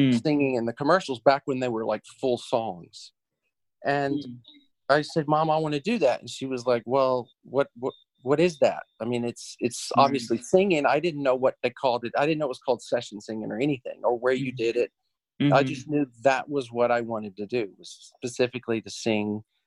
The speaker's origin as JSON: {"language": "English", "town": "Yazoo City", "region": "Mississippi", "country": "United States", "tie": "born or raised there", "moved": "as an adult", "lives_now": "Los Angeles, United States", "said": "I grew up in Yazoo City, small town in Mississippi"}